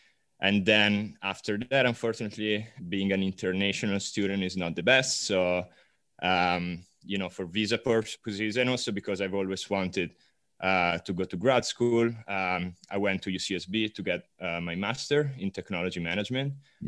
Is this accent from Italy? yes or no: yes; Milan, Lombardy, Italy; moved away as an adult; now in California, United States; I'm originally Italian. I'm from Milan. Studied economics in Italy, moved out to California about 3 years ago.